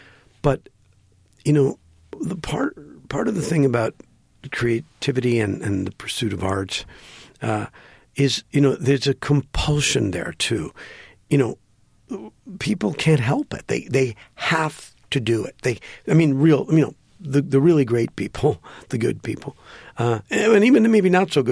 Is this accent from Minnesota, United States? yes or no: no; Green Bay, Wisconsin, United States; I grew up in Green Bay, Wisconsin